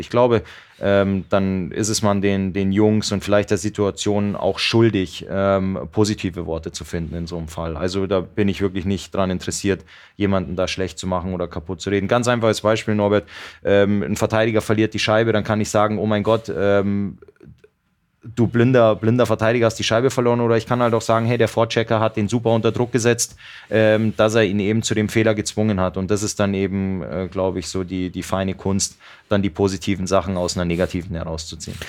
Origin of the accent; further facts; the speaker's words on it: Cologne, North Rhine-Westphalia, Germany; moved away as an adult; now in Mannheim, Germany; Ich bin ja damals aus Köln gekommen und ähm, hatte äh, Zeit meiner Jugend in Köln verbracht